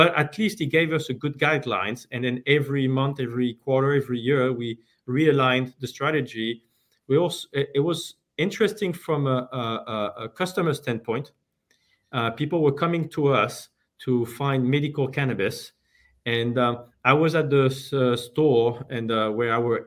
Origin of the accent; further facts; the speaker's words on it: France; moved away as an adult; now in United States; I'm originally from France. I moved to the US almost 25 years ago now